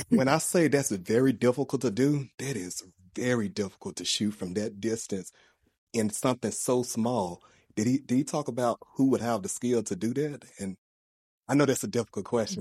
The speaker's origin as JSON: {"language": "English", "town": "Memphis", "region": "Tennessee", "country": "United States", "tie": "born or raised there", "moved": "yes", "said": "We're from Memphis, Tennessee"}